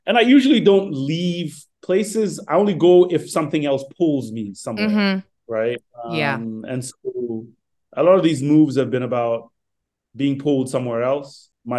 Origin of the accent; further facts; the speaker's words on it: Ghana; born there; I was born in Ghana. I love Ghana. That's home.